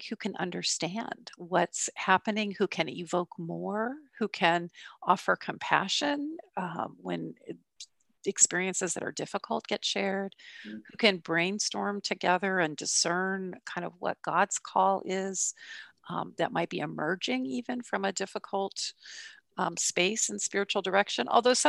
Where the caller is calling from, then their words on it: San Luis Obispo, California, United States; I'm calling in from San Luis Obispo, California.